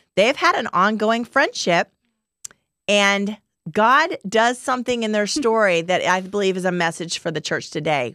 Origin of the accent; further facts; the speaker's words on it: Texas, United States; we're from Texas